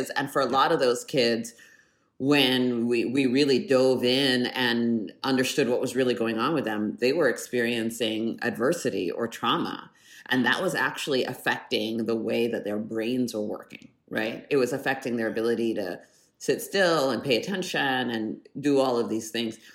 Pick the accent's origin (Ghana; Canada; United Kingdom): Canada; born there; I was born in Canada my dad did his postdoctorate work at University of British Columbia